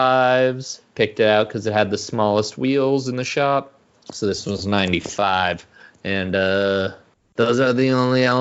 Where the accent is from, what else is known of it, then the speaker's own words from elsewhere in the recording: Phoenix, Arizona, United States; I grew up in the Phoenix area. I grew up in Phoenix.